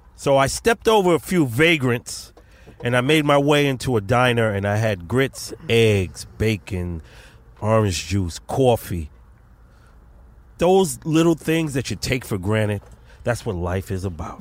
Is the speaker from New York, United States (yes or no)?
yes; New York City, New York, United States; I'm not from New York. I'm from Brooklyn